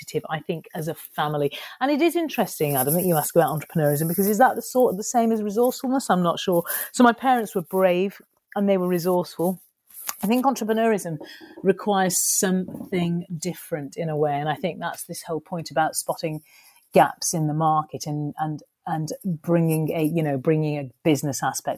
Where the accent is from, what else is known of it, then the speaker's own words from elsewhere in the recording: Skelmersdale, North West England, United Kingdom; also born or lived in Ormskirk / Liverpool / London; I was born and raised in a little northern working class town called Skelmersdale